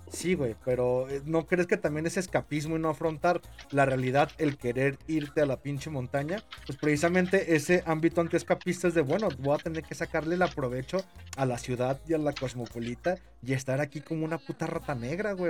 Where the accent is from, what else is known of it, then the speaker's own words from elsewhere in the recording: Mexico; yo como mexicano